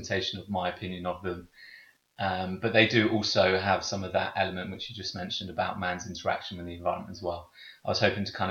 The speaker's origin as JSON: {"language": "English", "town": "Bournemouth", "region": "South West England", "country": "United Kingdom", "tie": "born or raised there", "said": "I'm from Bournemouth. Lived here all my life."}